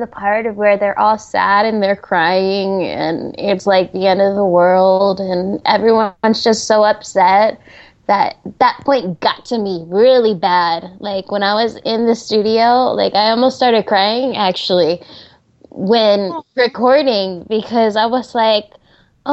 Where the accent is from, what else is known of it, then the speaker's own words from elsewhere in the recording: New Jersey, United States; now in California, United States; I was born in New Jersey, so I'm a New Jersey person. I miss my family, because all of my family is back there.